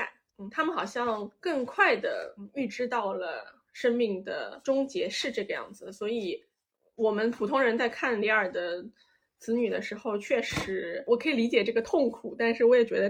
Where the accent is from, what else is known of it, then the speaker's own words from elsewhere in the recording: China; born there; 因为我们我们我们是出生在中国的，所以我们讲起这些历史啊，然后神话什么的，我觉得就是多少它还有带着一种强烈的大国色彩